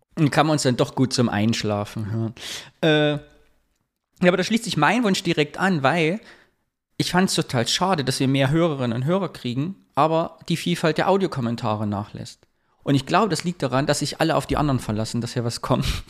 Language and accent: German; Thuringia, Germany; moved away; ich habe ja immer noch die Fantasie, mal nach Thüringen zurückzugehen